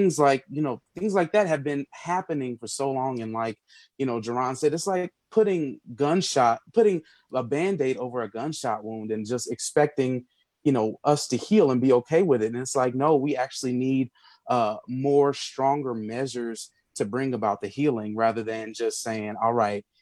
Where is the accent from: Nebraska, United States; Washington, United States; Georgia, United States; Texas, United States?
Nebraska, United States; Omaha; growing up in Omaha